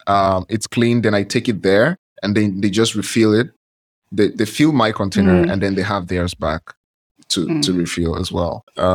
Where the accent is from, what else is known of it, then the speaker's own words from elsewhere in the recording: Nigeria; I'm from Nigeria.